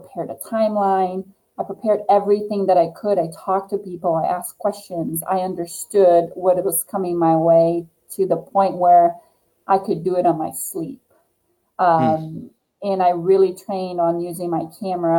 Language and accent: English; Brazil; moved away as an adult; I'm from originally from Brazil. So that's what I did in Brazil as a professional athlete